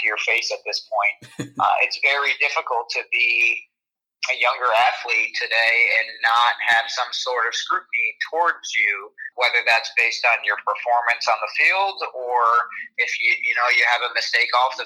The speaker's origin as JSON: {"language": "English", "town": "Syracuse", "region": "New York", "country": "United States", "tie": "born or raised there", "said": "Syracuse was obviously my hometown"}